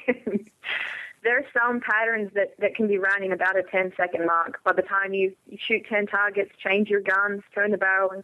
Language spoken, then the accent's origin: English; Australia; moved away; I'm coming from Australia